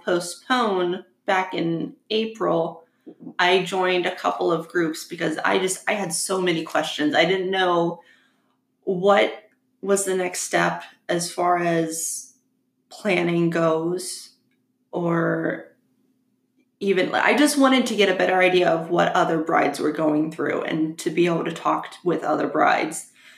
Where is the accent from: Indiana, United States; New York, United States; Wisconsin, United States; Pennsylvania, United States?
Pennsylvania, United States; now in Kentucky, United States; we live in Kentucky now and we were supposed to get married in Pennsylvania because we're both from Pennsylvania